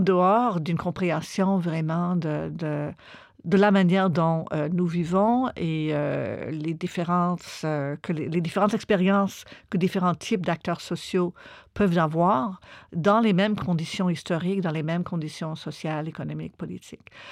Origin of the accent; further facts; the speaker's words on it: Montreal, Quebec, Canada; j'ai grandi à Montréal, au Québec, au Canada